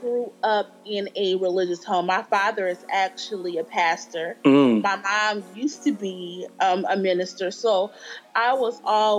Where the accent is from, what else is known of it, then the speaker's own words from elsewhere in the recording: Akron, Ohio, United States; now in Charlotte, United States; Okay, I am from Ohio, Akron, Ohio. I currently live in Charlotte, North Carolina. I've been in Charlotte since like 2004.